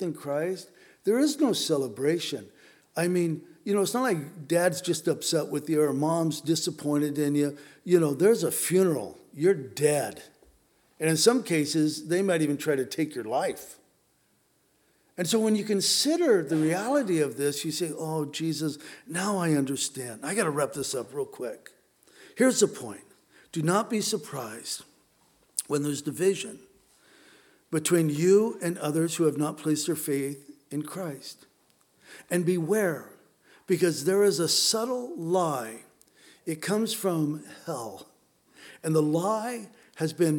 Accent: San Diego, California, United States; I was raised in San Diego

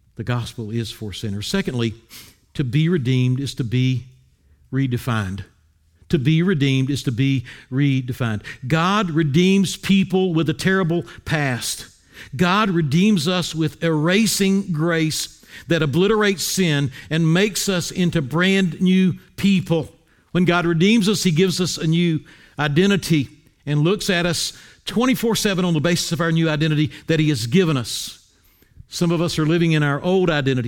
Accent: Wilmington, North Carolina, United States; moved away; I grew up in Wilmington, North Carolina

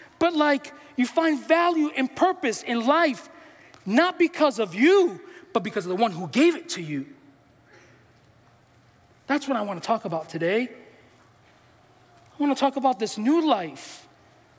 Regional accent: New York City, New York, United States; I'm from New York. I'm from the Bronx

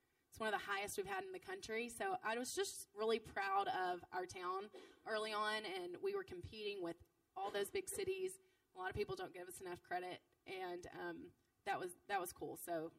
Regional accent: Jackson, United States; also born or lived in Nashville; opening here in Jackson for sure as my hometown with roots and friends

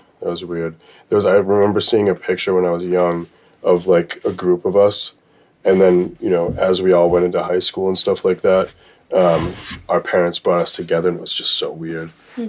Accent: Boston, Massachusetts, United States; born there; So I was born in Boston.

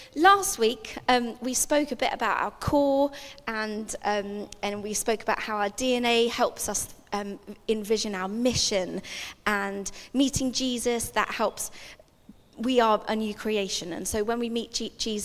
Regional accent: England, United Kingdom; I was born in England, but my parents are South African

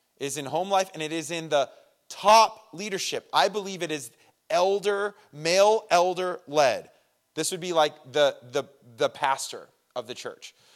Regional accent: Redlands, California, United States; we're both from Redlands

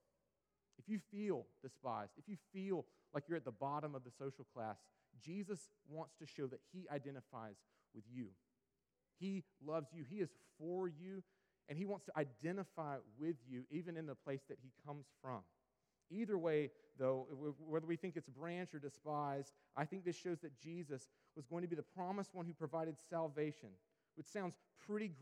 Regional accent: Sampson County, North Carolina, United States; where I grew up out in Sampson County

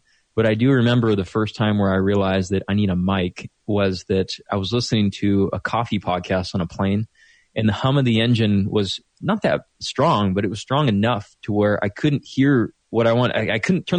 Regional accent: Fountain Valley, California, United States; I grew up in Fountain Valley

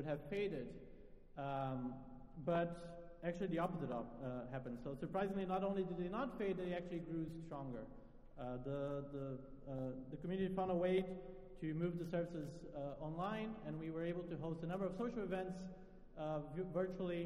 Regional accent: Brazil; English is a second language; moved away as an adult; now in Philadelphia, United States; I'm not originally from the United States. I'm from Brazil, and I moved to Philly in the fall of 2019 to start my PhD

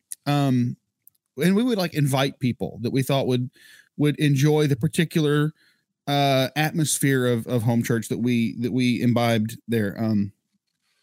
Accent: North Carolina, United States; we're from North Carolina

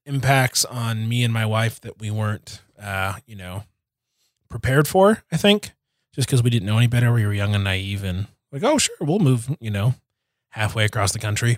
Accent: Detroit, Michigan, United States; moved away as an adult; also born or lived in Kansas; I am from Detroit.

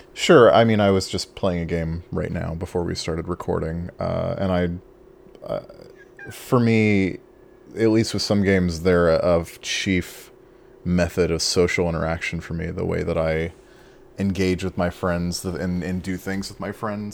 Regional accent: Imperial Beach, California, United States; moved away as an adult; I grew up in Southern California, uh, in the county of San Diego in a city called Imperial Beach, um, and that's where I spent basically my whole life until I was twenty-one

